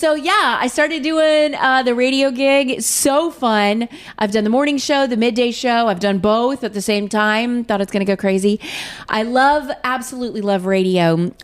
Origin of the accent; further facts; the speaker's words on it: Edmond, Oklahoma, United States; moved away as an adult; now in Missouri, United States; I'm from Edmond, Oklahoma. I came to Missouri to go to college